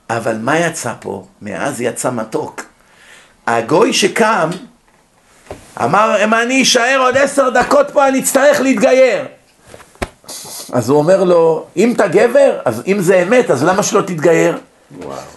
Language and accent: Hebrew; Israel; born or raised there; moved away as an adult; also born or lived in United States